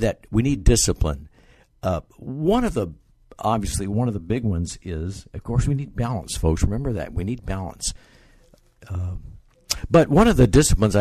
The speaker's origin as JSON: {"language": "English", "town": "Bakersfield", "region": "California", "country": "United States", "tie": "born or raised there", "moved": "yes", "lives_now": "Boston, United States", "said": "I grew up in California, Bakersfield, California."}